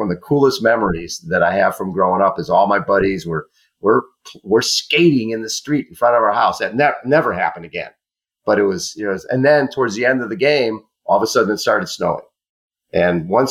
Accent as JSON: {"language": "English", "town": "Chicago", "region": "Illinois", "country": "United States", "tie": "born or raised there", "said": "I was born in Chicago"}